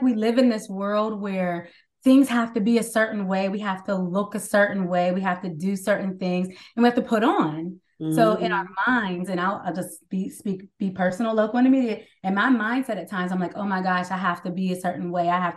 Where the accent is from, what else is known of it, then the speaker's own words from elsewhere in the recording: Pittsburgh, Pennsylvania, United States; now in Maryland, United States; I live currently in the DMV, Maryland area, but I'm from Pittsburgh, Pennsylvania